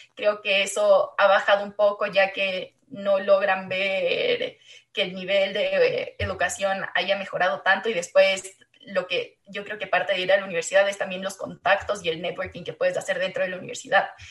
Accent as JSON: {"language": "Spanish", "country": "Ecuador", "also_born_or_lived": "Chile"}